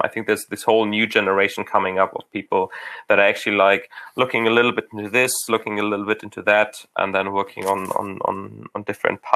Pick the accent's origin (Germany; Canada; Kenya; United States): Germany; Hamburg; moved away; I grew up in Hamburg